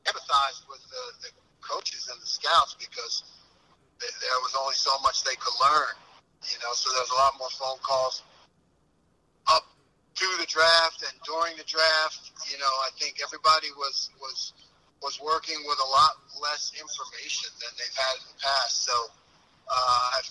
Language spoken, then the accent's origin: English; Philadelphia, Pennsylvania, United States; moved away; I'm originally from Philly